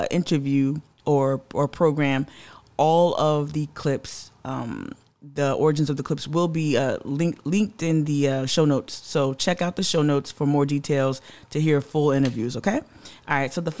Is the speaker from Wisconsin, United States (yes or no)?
no; New Jersey, United States; now in Charleston, United States; a Gullah Geechee descendant, born and raised in Jersey